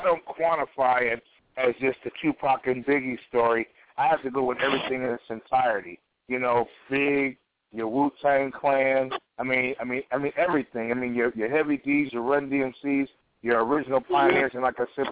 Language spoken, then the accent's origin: English; Midwest, United States; I'm a Midwesterner